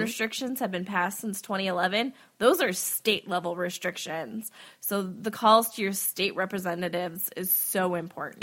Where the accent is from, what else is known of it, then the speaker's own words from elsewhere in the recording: Wisconsin, United States; I'm from Wisconsin